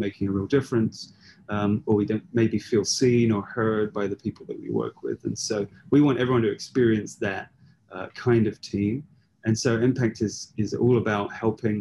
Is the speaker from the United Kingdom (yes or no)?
yes; United Kingdom; we're both British